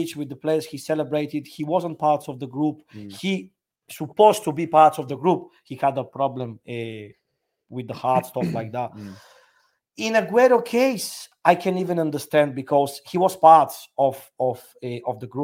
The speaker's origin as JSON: {"language": "English", "town": "Liverpool", "region": "North West England", "country": "United Kingdom", "accent": "Scouse", "said": "don't mess with my Scouser accent"}